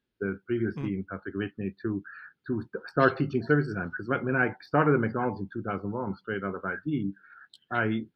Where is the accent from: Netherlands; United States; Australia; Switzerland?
Switzerland; moved away; in Switzerland, I'm from Switzerland